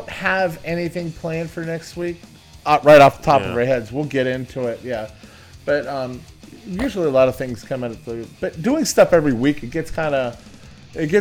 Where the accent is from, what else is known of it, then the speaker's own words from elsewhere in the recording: Dublin, California, United States; us being from Dublin, California